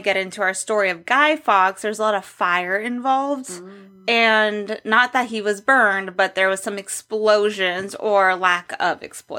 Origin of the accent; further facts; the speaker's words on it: Huntington Beach, California, United States; now in Scottsdale, United States; I'm from California, right. Not LA. I'm from Huntington Beach.